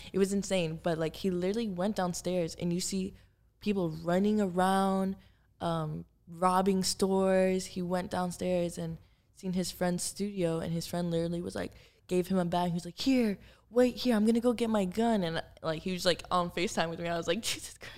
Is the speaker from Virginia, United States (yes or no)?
no; Miami, Florida, United States; moved away as an adult; also born or lived in Los Angeles; now in Miami, United States; I grew up in Miami. Like, I'm from Miami. My family's there.